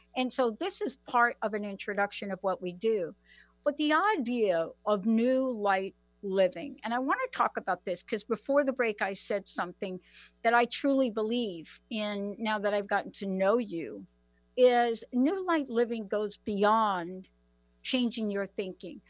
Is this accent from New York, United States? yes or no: yes; New York City, New York, United States; I am a girl from the Bronx. Many of you know District 14, uh, AOC, Alexandria Ocasio Cortez. That's my district, PS 14. That's where I grew up